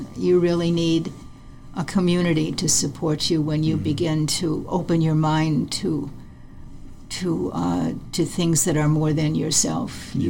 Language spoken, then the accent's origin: English; Ohio, United States; also born or lived in Detroit; In the Midwest, in Ohio, and then my husband was working for GM in Detroit.